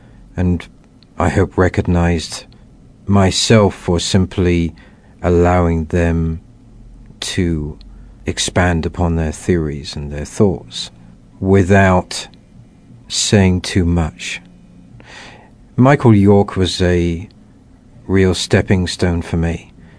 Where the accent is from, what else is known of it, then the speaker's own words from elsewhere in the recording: England, United Kingdom; growing up in England, realizing that I was very much influenced by and living in a Christian environment